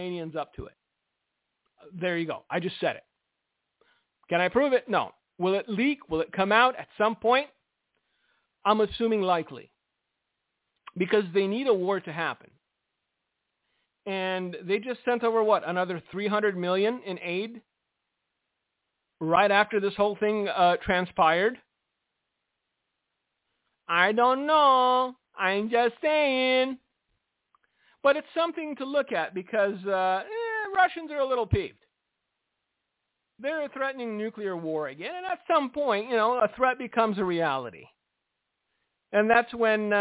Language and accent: English; United States; I'm an American. I'm here. I grew up here